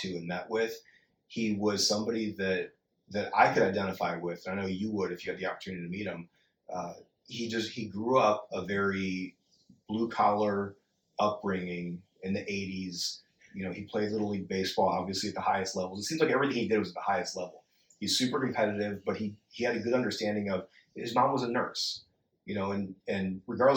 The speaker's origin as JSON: {"language": "English", "region": "Florida", "country": "United States", "tie": "born or raised there", "said": "we grew up in Florida"}